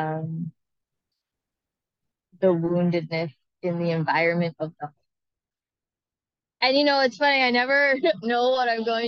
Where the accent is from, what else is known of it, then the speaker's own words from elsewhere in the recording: Maine, United States; I was raised in Maine and enjoyed a childhood of siblings